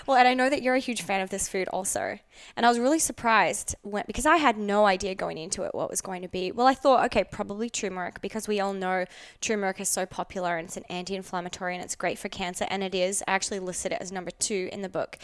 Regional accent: Australia; now in Los Angeles, United States; I grew up in Outback, Australia with the Aboriginal people

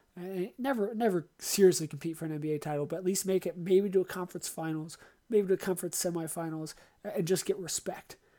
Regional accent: Baltimore, Maryland, United States; moved away; also born or lived in Michigan; I grew up in Baltimore before moving to Michigan

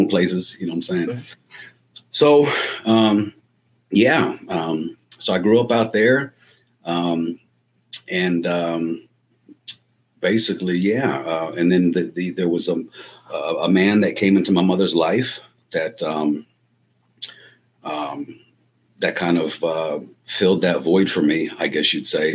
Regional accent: Los Angeles, California, United States; moved away; I was born and raised in Los Angeles, California, back in the 80s

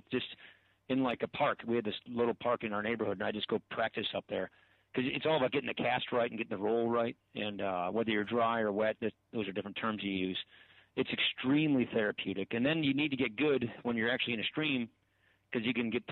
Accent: Janesville, Wisconsin, United States; moved away as an adult; I grew up hunting. It's a big deal in Wisconsin

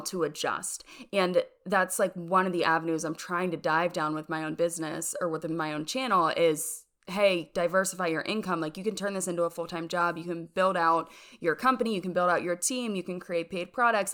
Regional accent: York, Pennsylvania, United States; moved away as an adult; also born or lived in Rochester, New York; now in Birmingham, Alabama, United States; born in York, Pennsylvania, and that's where I lived up until college

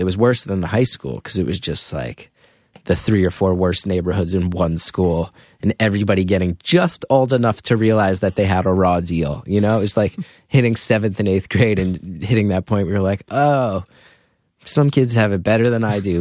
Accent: northern New Jersey, United States; now in Brooklyn, United States; I grew up in New Jersey and went to Rutgers

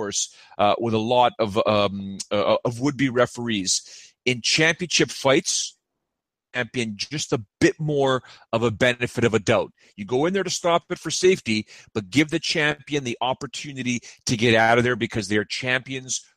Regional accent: Toronto, Ontario, Canada; who was in Toronto, my hometown

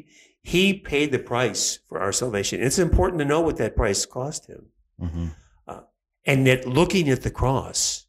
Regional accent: Chicago, Illinois, United States; moved away as an adult; also born or lived in Cleveland, Ohio; now in Guadalajara, Mexico; I was born and raised actually in Chicago

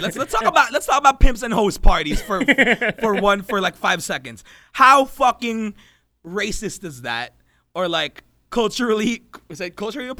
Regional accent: Philippines; Me, being a Filipino kid, my first time in the U.S.

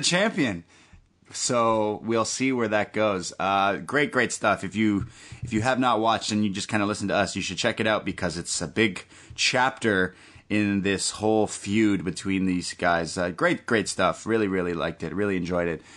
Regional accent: Canada; I'm Canadian

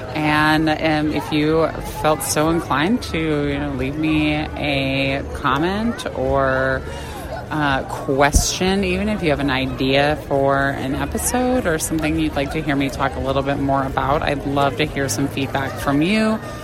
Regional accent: Arizona, United States; born and raised in Arizona

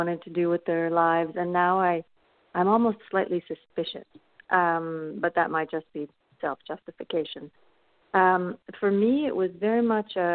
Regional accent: Canada; moved away as an adult; now in Paris, France; I'm originally from Canada

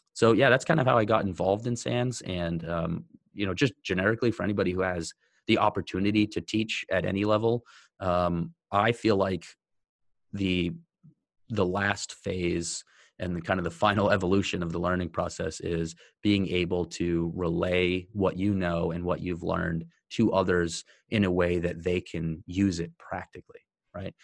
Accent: United States; a white guy growing up in America

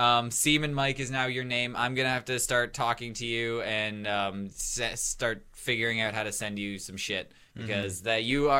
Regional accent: Canada; we're Canadian

